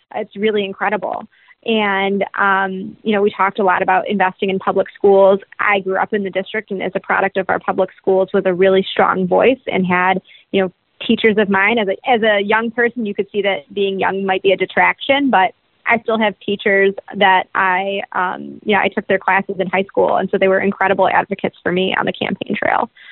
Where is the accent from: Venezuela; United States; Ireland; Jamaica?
United States; Detroit, Michigan; moved away as an adult; also born or lived in Washington; my younger sister and I grew up in the Armenian community here in Metro Detroit